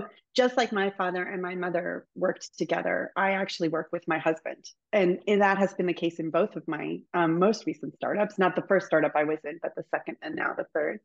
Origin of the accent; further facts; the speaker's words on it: Northern Virginia, United States; moved away as an adult; now in Boston, United States; So I grew up in Northern Virginia.